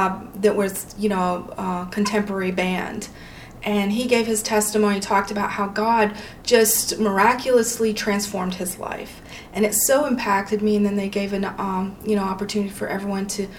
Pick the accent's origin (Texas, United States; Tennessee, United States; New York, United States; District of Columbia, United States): Tennessee, United States; East; we lived overseas for a little while, came back, and we were raised in East Tennessee. That's where my family's from, the hills of East Tennessee